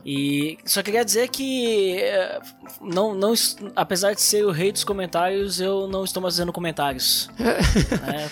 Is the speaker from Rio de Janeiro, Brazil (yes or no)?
no; Gaúcho, Rio Grande do Sul, Brazil; a gente é gaúcho